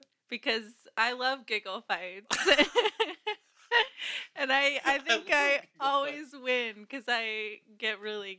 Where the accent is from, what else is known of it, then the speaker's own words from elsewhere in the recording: Berkeley, California, United States; moved away; also born or lived in Indiana; So I'm from Berkeley, California. Yeah. I grew up there, and that's where my family still is.